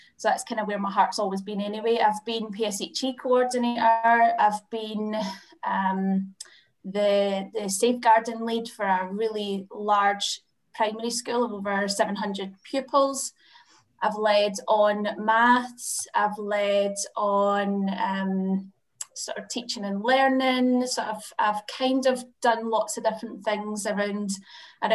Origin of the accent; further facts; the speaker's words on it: Glasgow, Scotland, United Kingdom; now in Madrid, Spain; I'm from Glasgow, Scotland, currently in Glasgow, Scotland, which is amazing. Yay! But I live in Madrid in Spain